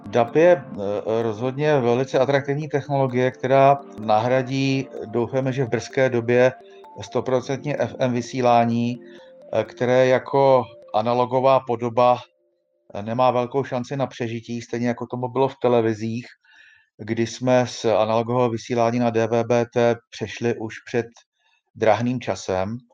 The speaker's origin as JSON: {"language": "Czech", "country": "Czechia", "said": "U nás v Čechách"}